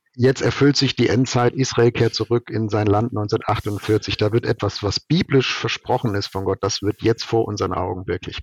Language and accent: German; Germany; als Mensch, als Deutscher, als politisch Interessierter oder als Werksleiter